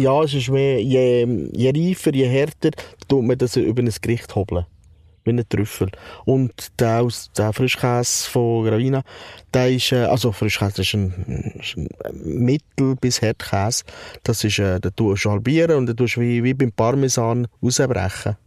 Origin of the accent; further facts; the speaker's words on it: Switzerland; ich bin in der Schweiz aufgewachsen.